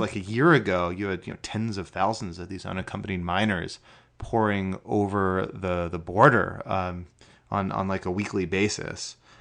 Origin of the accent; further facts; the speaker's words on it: Connecticut, United States; I'm American. I was born in, in Connecticut